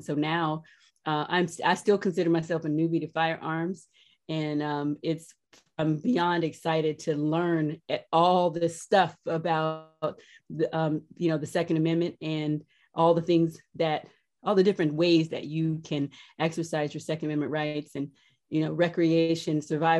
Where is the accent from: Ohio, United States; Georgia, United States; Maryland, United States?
Georgia, United States; Columbus; born there; I was born in Columbus, Georgia, when my dad was stationed at Fort Benning, so I'm an Army brat. And my husband says I'm from nowhere, and that's pretty much true